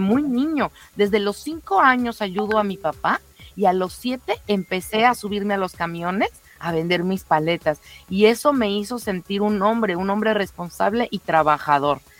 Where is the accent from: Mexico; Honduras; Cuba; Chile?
Mexico; no soy alemana, o sea, quiero mucho a Alemania, está padre y todo, pero pues al final del día, 100% mexicana